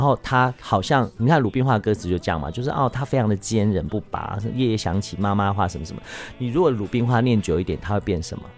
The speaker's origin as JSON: {"language": "Chinese", "country": "Taiwan", "tie": "born or raised there", "also_born_or_lived": "Taipei", "first_language": "Hakka", "second_language": "Chinese", "moved": "as an adult", "said": "我在客家村长大"}